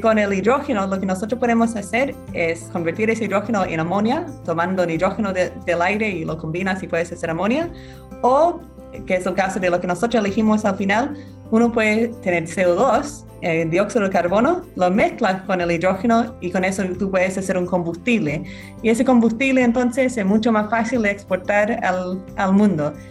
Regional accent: Australia; Spanish is a second language; moved away as an adult; now in Chile; yo soy abogada australiana, vine de Chile hace en 12 años

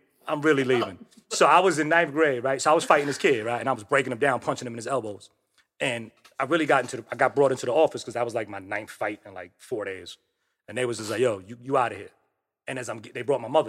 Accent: New York City, New York, United States; Growing up in the projects, man, between, I'm originally from Michelangelo on 149th Street and Park Avenue

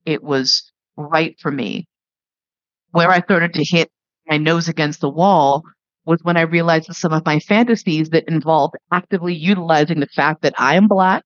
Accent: New York, United States; growing up in New York, the only lev community I'd seen was gay men in the West Village

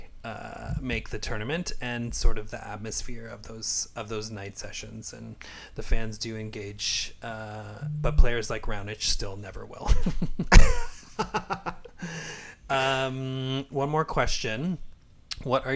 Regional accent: Canada; being Canadian

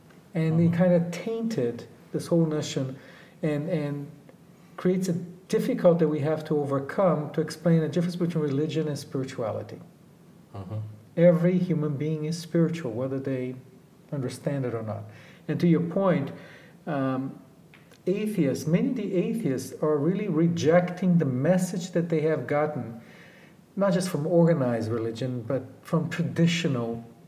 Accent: Brazil; and we come from Brazil, and we come with our own prejudice. We come here, a lot of us, thinking the North Americans are very materialistic

